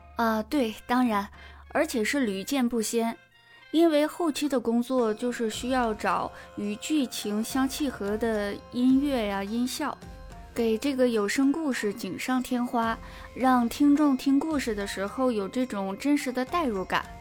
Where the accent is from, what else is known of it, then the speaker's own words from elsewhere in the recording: Harbin, Heilongjiang, China; 我本人呢，是来自美丽的槟城哈尔滨，呃，是个地道的东北女孩